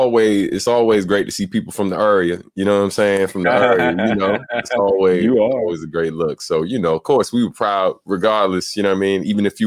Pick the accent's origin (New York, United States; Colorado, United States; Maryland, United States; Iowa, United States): Maryland, United States; Prince George's County